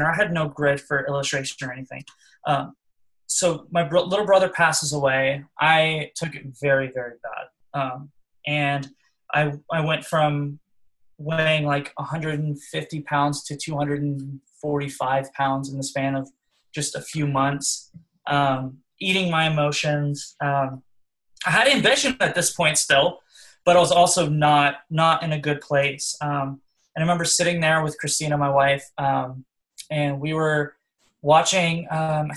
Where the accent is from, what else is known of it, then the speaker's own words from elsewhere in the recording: Orlando, Florida, United States; I'm from Orlando